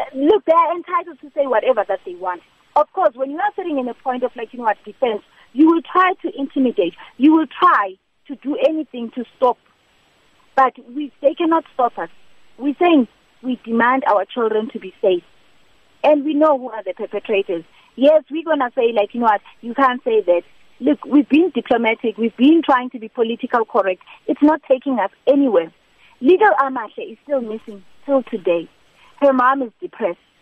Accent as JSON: {"language": "English", "country": "South Africa", "said": "as South African women"}